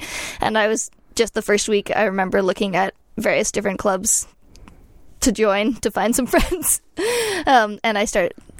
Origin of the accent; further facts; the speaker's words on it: Ontario, Canada; Yeah, I grew up in Ontario